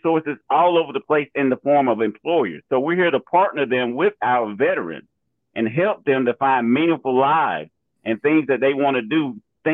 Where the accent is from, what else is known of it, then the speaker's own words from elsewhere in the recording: Georgia, United States; We're both from Georgia